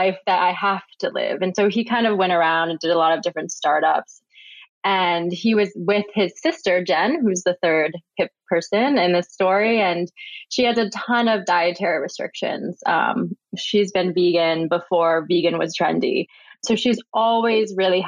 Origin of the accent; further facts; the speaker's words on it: Midwest, United States; moved away as an adult; now in New York City, United States; I grew up in the Midwest and I went to the University of Michigan